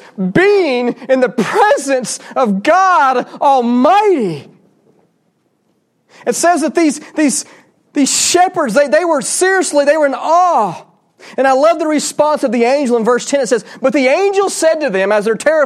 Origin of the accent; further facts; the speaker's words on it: Georgia, United States; I grew up in Georgia